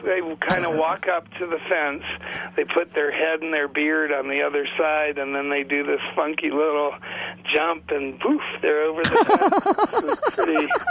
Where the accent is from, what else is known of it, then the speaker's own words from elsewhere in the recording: Great Plains, United States; from a nation that calls itself Tatanko Oyate, and the closest that translates to your language is I come from the Buffalo Nation.